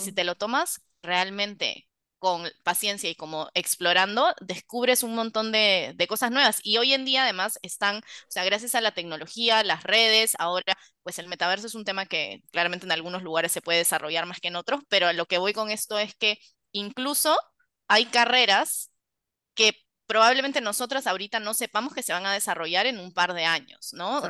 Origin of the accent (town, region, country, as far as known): Peru; moved away as an adult; also born or lived in New York / Paris